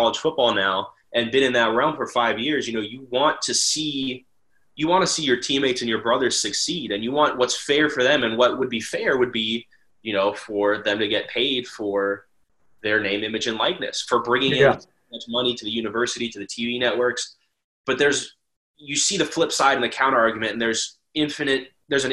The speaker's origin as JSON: {"language": "English", "region": "Ohio", "country": "United States", "tie": "born or raised there", "said": "I was in-state. So I'm from Ohio"}